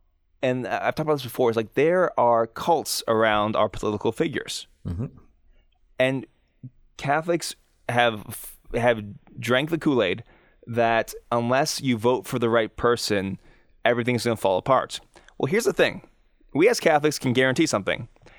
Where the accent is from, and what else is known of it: United States